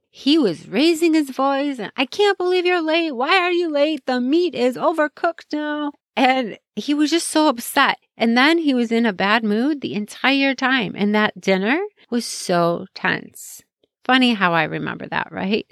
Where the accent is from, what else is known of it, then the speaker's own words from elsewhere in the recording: Chicago, Illinois, United States; I grew up in Chicago